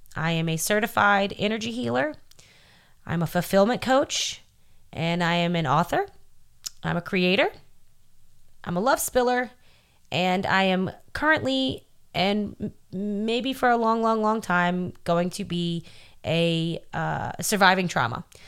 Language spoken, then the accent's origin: English; New Orleans, Louisiana, United States; I'm from New Orleans